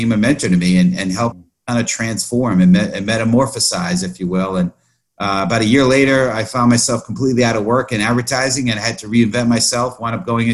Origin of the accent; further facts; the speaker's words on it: New York City, New York, United States; I born and raised in the Bronx